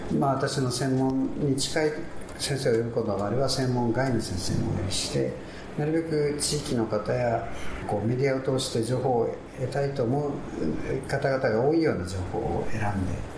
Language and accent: Japanese; Naha, Okinawa, Japan; ちょうど私も首里の出身で